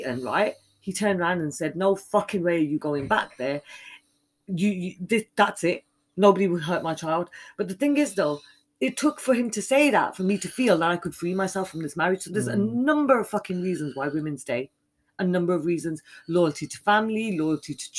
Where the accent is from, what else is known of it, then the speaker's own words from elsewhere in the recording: Birmingham, West Midlands, United Kingdom; my home city in Birmingham in the UK